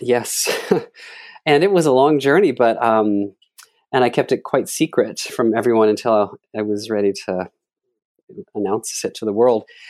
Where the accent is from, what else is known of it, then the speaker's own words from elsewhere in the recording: Dallas, Texas, United States; I'm from Dallas, Texas, and my mother had a local live T V show